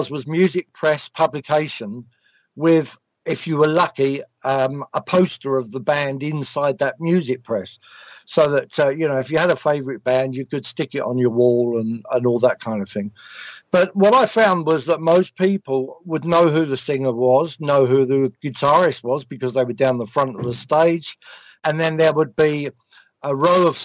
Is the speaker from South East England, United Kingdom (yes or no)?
no; London, United Kingdom; also born or lived in Sicily; I wasn't an East End Londoner, so I was a little bit out of my league because I came from Southeast London, so I wasn't an East Ender